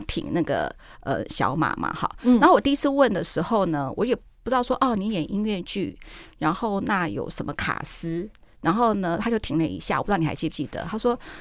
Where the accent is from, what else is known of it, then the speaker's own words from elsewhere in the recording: Taiwan; 我觉得我们台湾好棒哦！我们台湾怎么有这么棒的作品？我们台湾的演员，我们台湾的年轻人怎么这么这么这么这么棒？